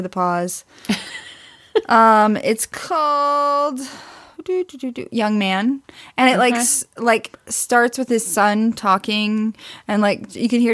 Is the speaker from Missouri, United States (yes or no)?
yes; Missouri, United States; I'm from Missouri